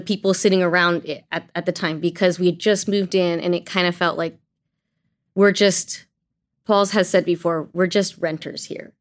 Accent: Azusa, California, United States; also born or lived in China; I was born in China and my parents, who are Asian American, adopted me, brought me to Azusa, and that's where I was raised

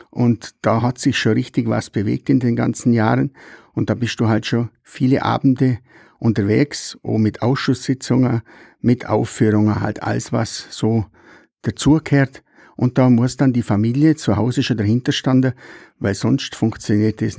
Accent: Nesselwang, Bavaria, Germany; weil ich halt schon ein sehr bodenständiger, gebürtiger Nesselwanger bin, wie 62 Jahre alt

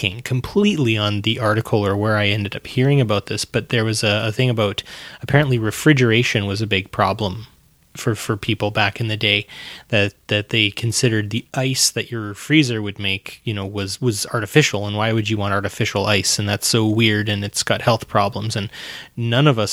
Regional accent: Alberta, Canada; we're from Alberta

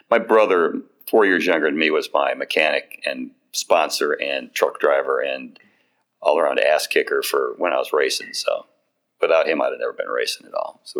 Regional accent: Beverly Shores, Indiana, United States; I grew up on the beach, about a quarter mile from Lake Michigan. Uh, people ask me, I was from Indiana. Was I a farm right now? I was, I was a beach bum.

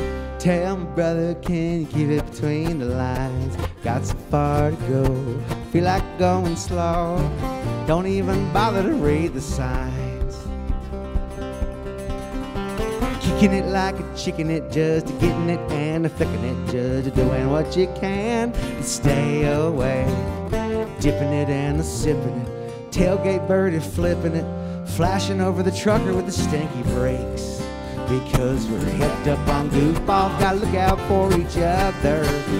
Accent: State College, Pennsylvania, United States; The Keels came from Port Chester, New York, and I came from State College, Pennsylvania.

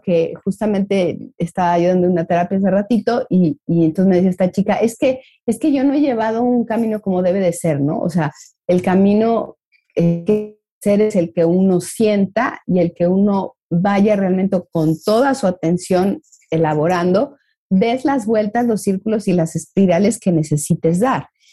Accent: Mexico; como mexicanos veo

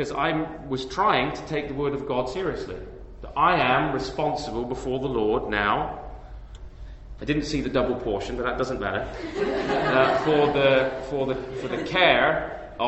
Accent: England, United Kingdom; moved away as an adult; now in Canada; my home country, or my previous home country, England.

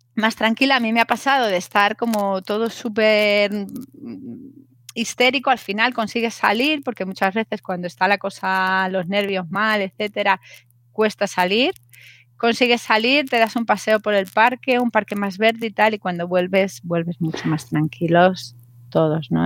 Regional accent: Madrid, Community of Madrid, Spain; soy madrileña

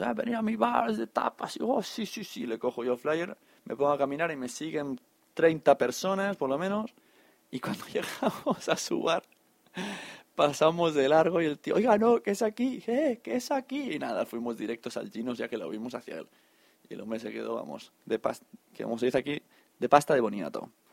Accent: Catalonia, Spain; buenos catalanes

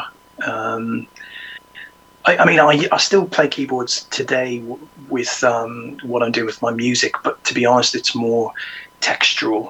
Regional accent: Ireland; moved away; I'm originally from Ireland, so my parents played in the Irish show bands.

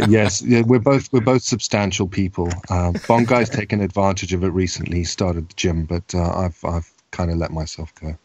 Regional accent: Zimbabwe; also born or lived in South Africa; now in Scotland, United Kingdom; I was born in Zimbabwe to uh, parents who were from um, from from Europe

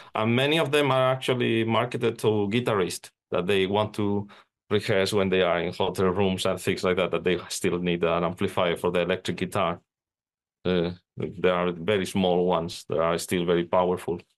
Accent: Spain; now in Finland; I'm, I'm living in, in Finland, even though I'm from Spain

